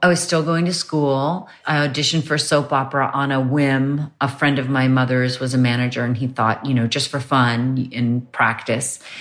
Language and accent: English; New York, United States; also born or lived in Croton-on-Hudson; I grew up mostly in Manhattan